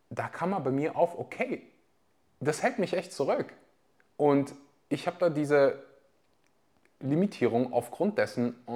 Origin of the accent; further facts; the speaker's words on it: Weeze, North Rhine-Westphalia, Germany; Also ich komme aus dem Dorf, das heißt Weze.